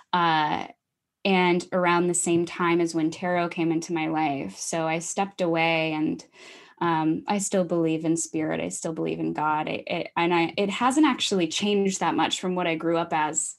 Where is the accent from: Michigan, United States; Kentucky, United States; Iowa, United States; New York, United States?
Iowa, United States; moved away as an adult; also born or lived in Minneapolis; I grew up in Iowa, and I went to Minneapolis